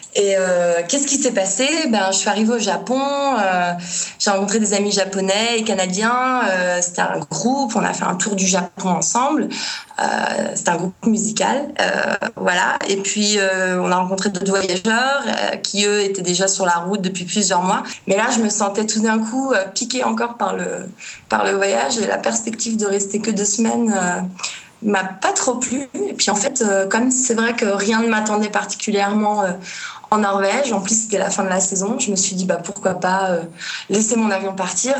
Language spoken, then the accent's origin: French; Paris, Île-de-France, France; moved away as an adult; also born or lived in Norway / Japan; je suis parisienne, je suis née, j'ai grandi à Paris